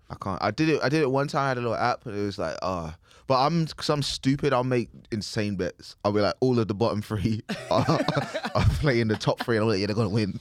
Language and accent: English; United Kingdom; accent: British; my British accent